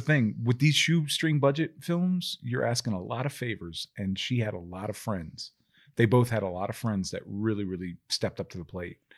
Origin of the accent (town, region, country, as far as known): Maryland, United States